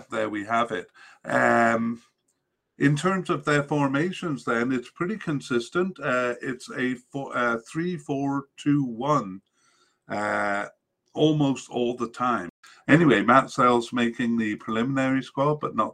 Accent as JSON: {"language": "English", "country": "Canada", "said": "I'm Canadian"}